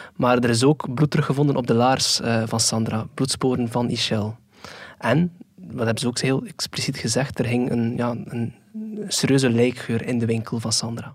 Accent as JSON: {"language": "Dutch", "region": "Flanders", "country": "Belgium", "said": "bij ons in Vlaanderen"}